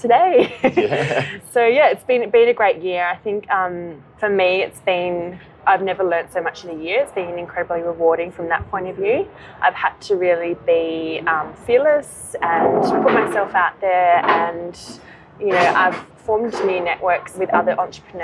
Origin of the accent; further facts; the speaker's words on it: Adelaide, South Australia, Australia; moved away as an adult; also born or lived in London; now in Sydney, Australia; I'm originally from Adelaide in South Australia. And I grew up there, went to university there